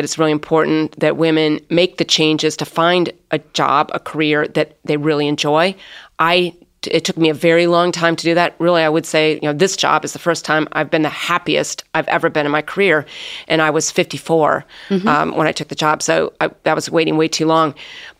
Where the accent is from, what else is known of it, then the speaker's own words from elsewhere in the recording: South Bend, Indiana, United States; I grew up in South Bend, Indiana